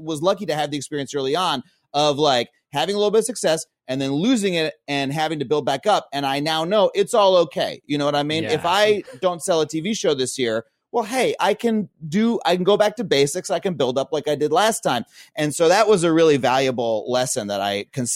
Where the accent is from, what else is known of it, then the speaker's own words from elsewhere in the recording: East Long Island, New York, United States; moved away as an adult; now in Los Angeles, United States; I'm from farm country, East Long Island